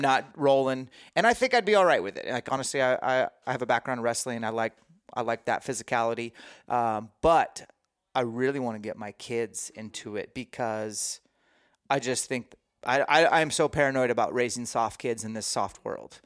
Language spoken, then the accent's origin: English; Washington, United States; We're both Washingtonians